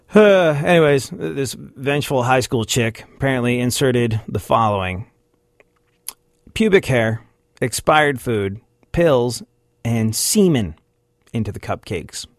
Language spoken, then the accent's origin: English; New York, United States; I'm a New Yorker that lived through nine eleven, saw the Twin Towers go down outside my windows